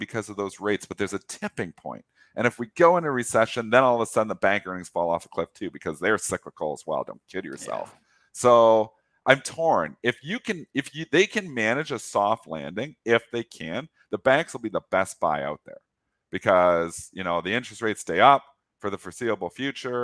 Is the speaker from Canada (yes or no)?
yes; Canada; I'm Canadian